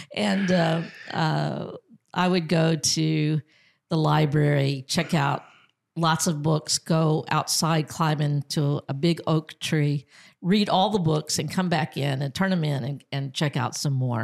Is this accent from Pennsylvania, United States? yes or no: no; Angleton, Texas, United States; now in Americus, United States; am from Texas. I was uh, born in um, Angleton, Texas, which was a small Texas town on the Gulf Coast